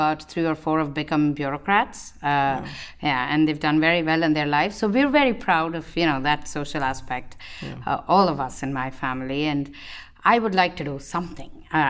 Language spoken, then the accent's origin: English; India; English is a second language; also born or lived in Gopichettipalayam, India; But I was raised in India. Mm-hmm. I was born in this little town called Gopi Chetty Palayam.